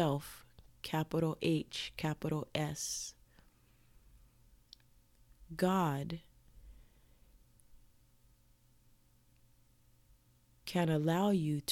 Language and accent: English; United States; I'm born and raised in America, so my culture is American